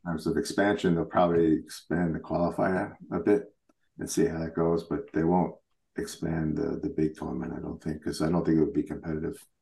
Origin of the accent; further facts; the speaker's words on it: New York, United States; now in Switzerland; I grew up in New York, so I was a Met fan